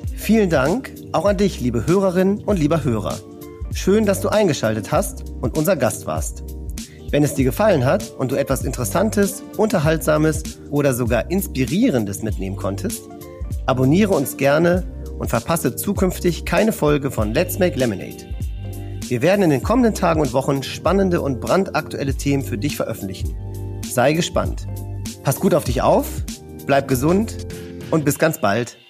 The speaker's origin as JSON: {"language": "German", "area": "north of Düsseldorf", "region": "North Rhine-Westphalia", "country": "Germany", "tie": "born or raised there", "said": "aus meiner Heimat im Norden von Düsseldorf"}